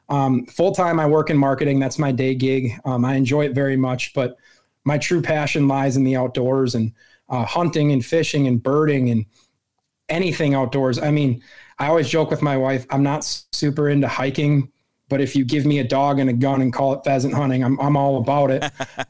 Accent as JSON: {"language": "English", "region": "Wisconsin", "country": "United States", "tie": "born or raised there", "said": "So I born and raised in Wisconsin, lived here my whole life, over three decades."}